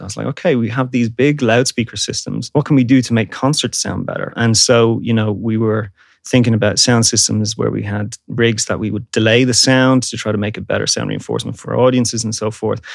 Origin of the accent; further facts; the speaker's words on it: Dublin, Leinster, Ireland; I'm Irish I'm from Dublin. At the time when I was growing up, it was uh, an incredible music scene in Dublin